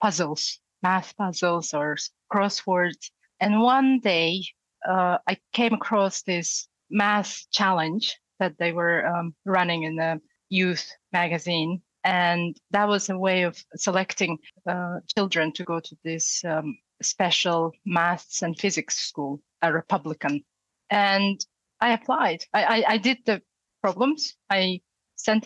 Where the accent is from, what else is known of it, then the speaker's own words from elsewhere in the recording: Far East of Russia, Russia; English is a second language; moved away as an adult; also born or lived in Yakutsk, Russia / United States; now in Henley-on-Thames, United Kingdom; I grew up in far east of Russia.